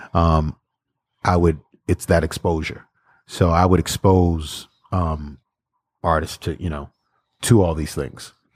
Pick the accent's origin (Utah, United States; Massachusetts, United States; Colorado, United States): Massachusetts, United States; Boston; I'm from Boston